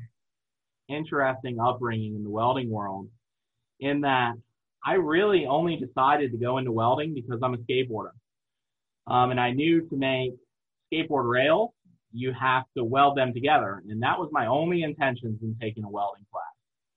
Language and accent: English; Eastern Shore of Virginia, United States; also born or lived in Newport News, Virginia; I'm from the Eastern Shore of Virginia, which is the little coastal part of Virginia